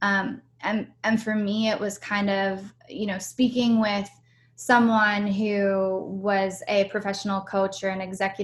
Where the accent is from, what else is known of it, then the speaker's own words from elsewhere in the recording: Pittsburgh, Pennsylvania, United States; also born or lived in San Francisco / New York / Austin; now in Los Angeles, United States; I was born and raised in Pittsburgh, Pennsylvania, and then I moved to San Francisco